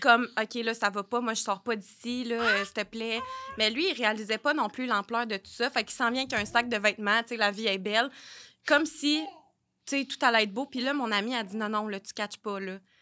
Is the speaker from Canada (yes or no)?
yes; Sherbrooke, Quebec, Canada; je viens de Sherbrooke